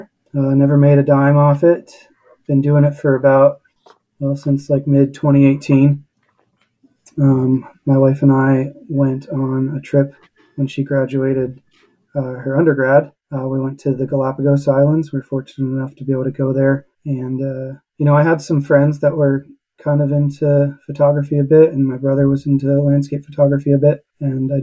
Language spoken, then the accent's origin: English; Pittsburgh, Pennsylvania, United States; moved away as an adult; also born or lived in Utah; I grew up in Pittsburgh, Pennsylvania.